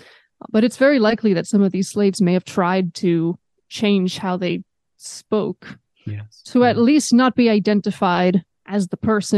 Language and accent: English; United States; Yes, I'm also undoubtedly influenced by being American